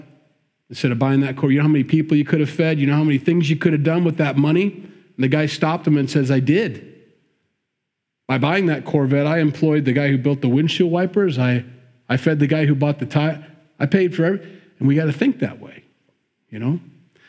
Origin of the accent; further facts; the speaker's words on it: Midwest, United States; we grew up in the Midwest